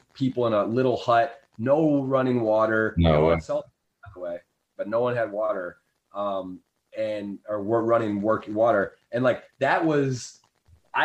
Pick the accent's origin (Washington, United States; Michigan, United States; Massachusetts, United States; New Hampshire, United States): Michigan, United States; Ann Arbor; moved away as an adult; also born or lived in Baltimore; where I grew up in Ann Arbor, there's like poverty and stuff